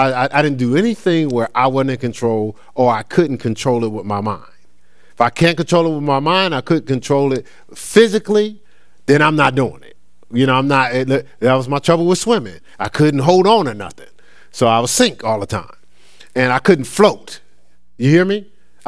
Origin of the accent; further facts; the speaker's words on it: Newark, New Jersey, United States; I grew up in Newark, so it was a lot of Nation of Islam.